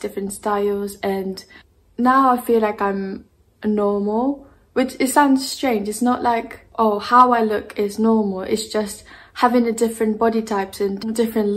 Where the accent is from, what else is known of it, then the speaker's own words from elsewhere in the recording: Japan; now in United Kingdom; I'm originally from Japan, and I'm half Japanese and half Russian.